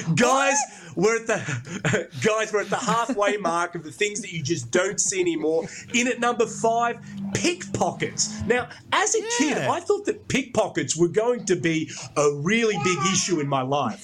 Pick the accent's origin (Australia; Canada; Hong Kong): Australia; Brisbane, Queensland; I grew up in Brisbane